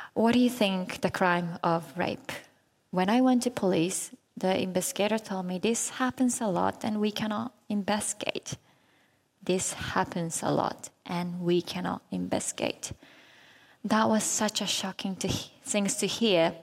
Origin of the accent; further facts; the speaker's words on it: Japan; it was in Japan, my home country